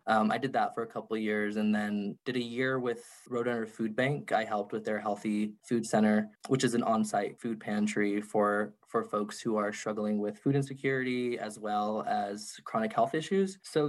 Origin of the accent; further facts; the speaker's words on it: Gallup, New Mexico, United States; also born or lived in Albuquerque, New Mexico; I was born and raised in Gallup, New Mexico. I moved up to Albuquerque to go to school at the University of New Mexico.